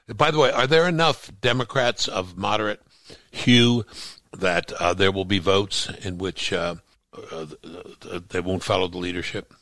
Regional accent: New York City, New York, United States; I grew up in Brooklyn, New York

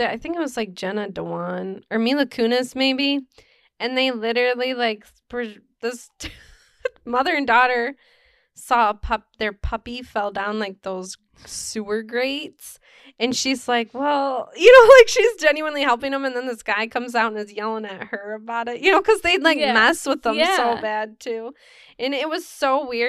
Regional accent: California, United States; I'm from Orange County.

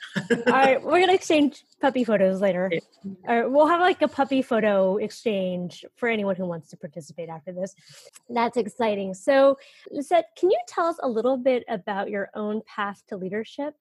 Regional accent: Northern California, United States; I'm from Northern California

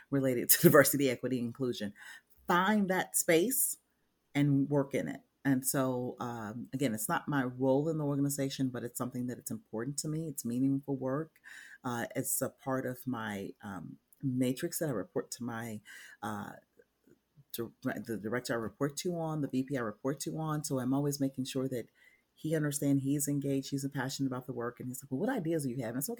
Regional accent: Memphis, Tennessee, United States; I grew up in Memphis, Tennessee

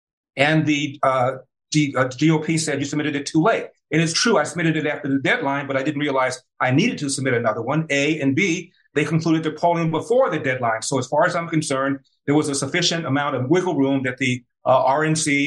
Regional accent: Los Angeles, California, United States; I was raised in South Central Los Angeles

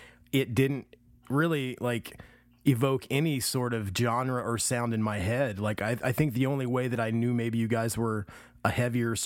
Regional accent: Midwest, United States; growing up in the Midwest

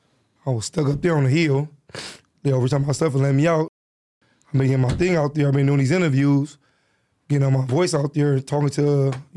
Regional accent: Los Angeles, California, United States; I was born and raised in South Central in the Rollin 40s.

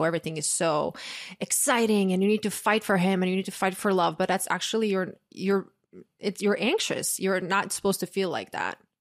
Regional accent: Croatia; moved away; also born or lived in New York; big male friend group growing up in Croatia

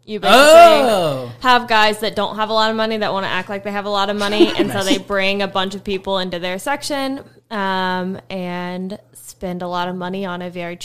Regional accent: Liberty, Indiana, United States; moved away as an adult; also born or lived in Muncie, Indiana; now in Indianapolis, United States; Liberty, Indiana. It's right on the border of Ohio, like where I can say that I'm from Ohio, so it sounds fancier.

